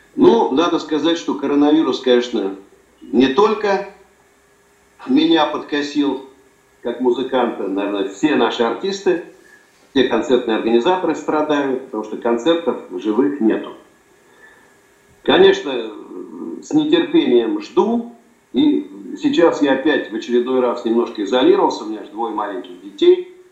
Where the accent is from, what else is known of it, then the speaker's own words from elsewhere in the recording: Moscow, Russia; я родился э, в Москве